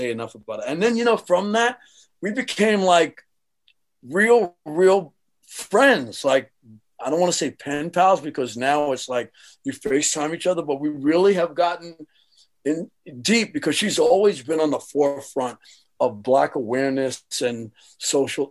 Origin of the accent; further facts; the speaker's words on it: New York City, New York, United States; so now I'm from Jamaica, Queens